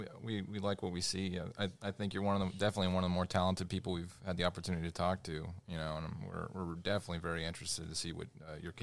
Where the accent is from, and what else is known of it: Indiana, United States; moved away